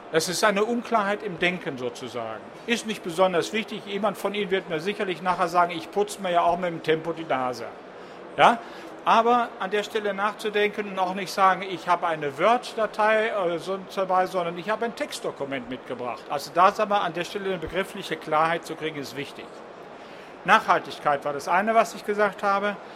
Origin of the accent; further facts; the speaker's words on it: Southern Germany, Germany; now in North Rhine-Westphalia, Germany; Ich komme aus Süddeutschland, arbeite in Nordrhein-Westfalen und kriege aus Bayern Geld für plattformunabhängige Software.